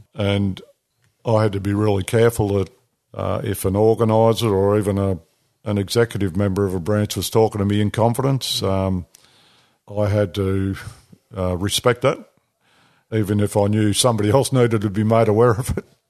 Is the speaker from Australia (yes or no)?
yes; New South Wales, Australia; moved away; also born or lived in Northern Territory / Victoria; I was born in New South Wales